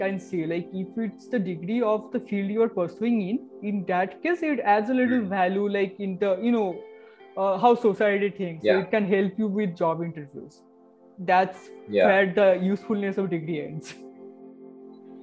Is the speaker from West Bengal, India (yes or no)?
yes; Cooch Behar, West Bengal, India; moved away; I come from Kuchbihar. Okay, Kuchbihar is a place